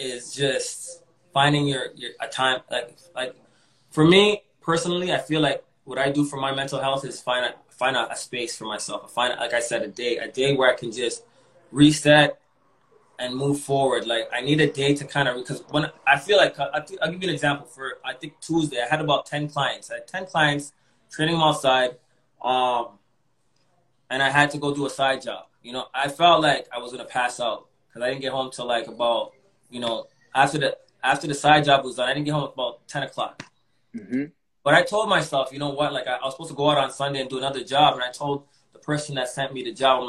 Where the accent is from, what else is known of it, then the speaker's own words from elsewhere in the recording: Toronto, Ontario, Canada; also born or lived in Malvern, Toronto; when I was growing up in East York, I was really confined.